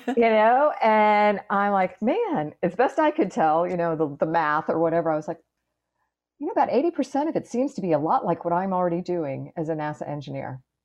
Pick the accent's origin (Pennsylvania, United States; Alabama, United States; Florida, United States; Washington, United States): Florida, United States; Clearwater; up in Clearwater, Florida, which is just up the road from where I am right now